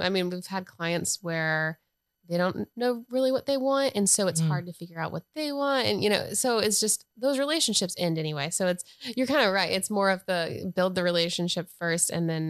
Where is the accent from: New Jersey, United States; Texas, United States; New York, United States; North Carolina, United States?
North Carolina, United States